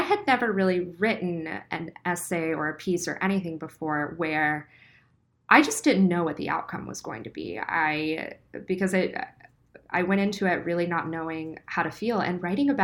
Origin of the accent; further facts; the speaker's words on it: the South, United States; accent: Southern; the South. You don't have an accent. And that's something that really saddens me because I, you know, my accent when I go home is really strong.